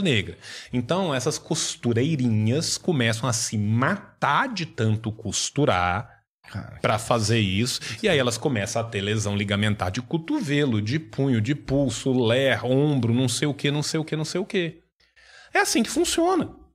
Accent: Brazil; a gente é brasileiro

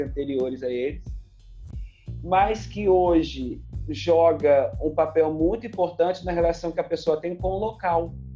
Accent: Campos dos Goytacazes, Rio de Janeiro, Brazil; also born or lived in São Fidélis, Brazil; eu nasci em Campos, fui criado aí nesse, nessa ponte aérea. Campos, São Fidélis.

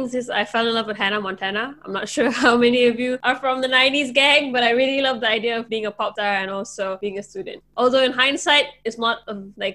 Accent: Malaysia; I'm actually from Malaysia

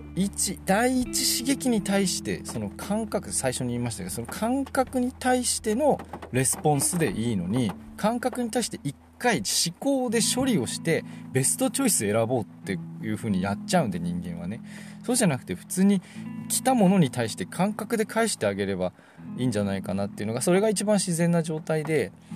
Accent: Sapporo, Hokkaido, Japan; 僕はもう生まれてこの方ずっと都会にいます札幌で生まれてますから

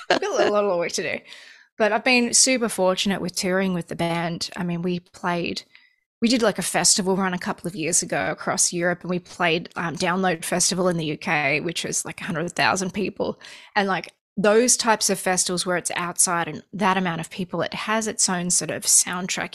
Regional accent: Australia; moved away as an adult; also born or lived in Los Angeles, United States; now in United States; I grew up in Australia, and when I first moved to America, I was living in Los Angeles for the first few years

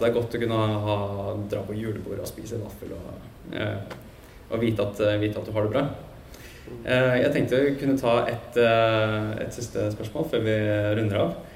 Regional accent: Norway; som nordmenn så er vi ganske punktlige

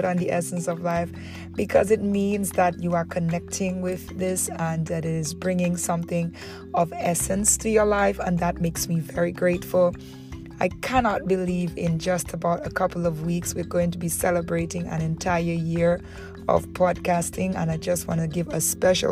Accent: Dominica; moved away as an adult; also born or lived in Antigua; now in Antigua and Barbuda; I moved to Antigua from Dominica

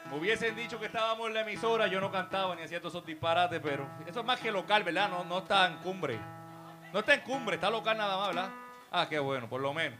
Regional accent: Puerto Rico; also born or lived in Jayuya; Mi familia es de Bubao, yo me crié en San Martín

